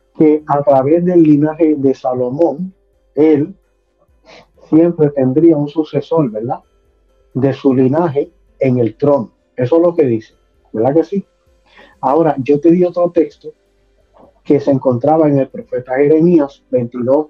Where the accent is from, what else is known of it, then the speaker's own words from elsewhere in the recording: San Lorenzo, Puerto Rico; also born or lived in Caguas, Puerto Rico / West Palm Beach, Florida; now in Florida, United States; Nací en la bella ciudad de a Puerto Rico, soy cagüeño, me crié en San Lorenzo y también me crié acá en West Palm Florida.